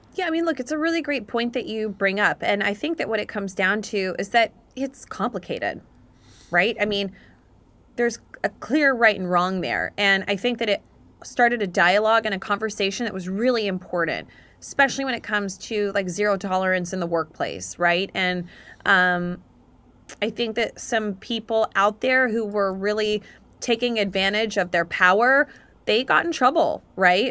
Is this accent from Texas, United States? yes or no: yes; Dallas, Texas, United States; moved away as an adult; also born or lived in Atlanta, Georgia / Auburn, Alabama; now in New York, United States; I grew up down in Texas, grew up also in Atlanta, Georgia